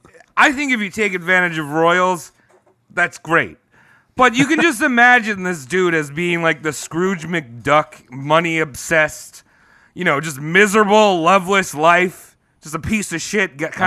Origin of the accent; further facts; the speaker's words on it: United States; I'm American. I'm calling him Jake.